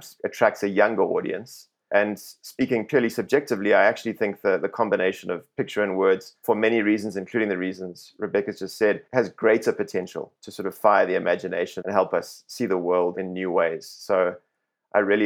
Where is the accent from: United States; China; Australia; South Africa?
South Africa; speaking as a South African here